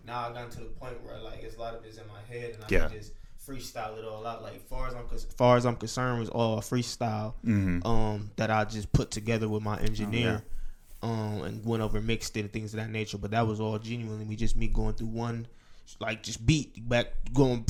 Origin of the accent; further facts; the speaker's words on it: Milwaukee, Wisconsin, United States; I'm from Milwaukee, born and raised